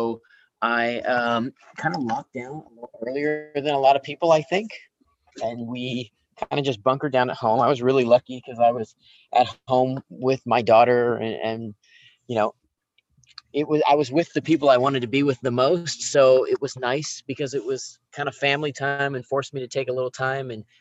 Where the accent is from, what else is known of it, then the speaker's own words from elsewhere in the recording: Long Beach, California, United States; I was born in Long Beach, California, so I'm a local California kid